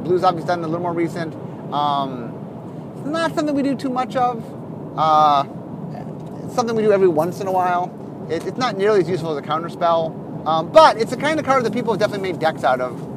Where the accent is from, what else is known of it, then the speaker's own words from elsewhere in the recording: Cleveland, Ohio, United States; We're from Cleveland, Ohio.